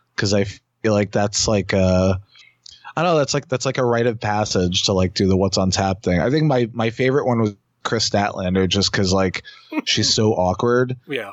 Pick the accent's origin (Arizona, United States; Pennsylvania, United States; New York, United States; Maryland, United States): New York, United States; New York City; years ago when I was younger, there was where I grew up in Queens